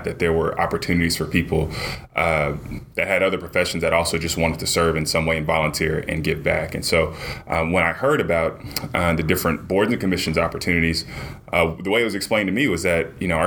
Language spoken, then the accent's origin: English; Arlington, Texas, United States; now in Dallas, United States; I grew up in Arlington, Texas